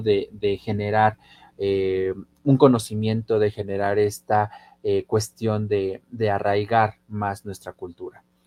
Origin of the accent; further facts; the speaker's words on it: Puebla, Mexico; como poblanos y como mexicanos